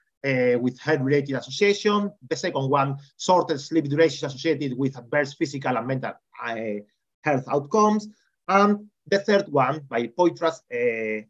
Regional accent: Extremadura, Spain; I came from Extremadura.

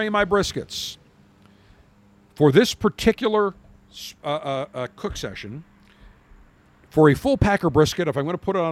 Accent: Buffalo, New York, United States; now in Tampa, United States; I am from Buffalo

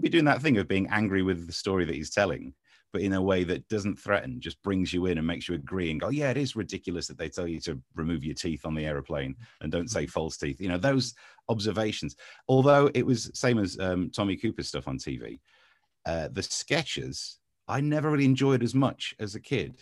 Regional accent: Ashfield, Nottinghamshire, East Midlands, United Kingdom; moved away as an adult; also born or lived in London / Essex / Swindon / Crawley; now in Kent, United Kingdom; I was from Nottinghamshire, man, just next to Mansfield, in Ashfield, and yeah, lived there until I went off to university

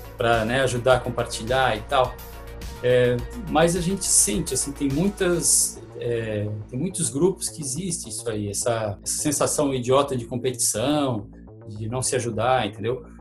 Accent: Pedras Grandes, Santa Catarina, Brazil; now in Tubarão, Brazil; eu nasci em Tubarão, mas eu sou de Pedras Grandes

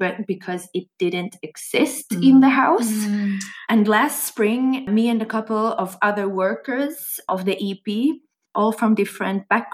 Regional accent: Swedish-speaking part of Finland, Swedish-speaking Finland, Finland; I come from Finland, from the Swedish-speaking part of Finland

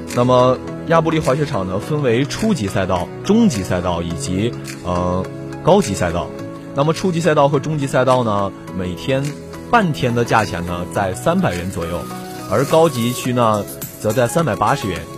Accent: Jiamusi, Heilongjiang, China; 我是黑龙江另外一座城市，加莫斯的

